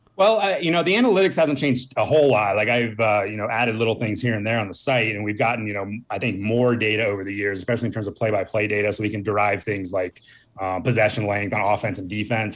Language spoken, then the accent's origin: English; Northern Virginia, United States; I grew up on the East Coast, uh, uh, Northern Virginia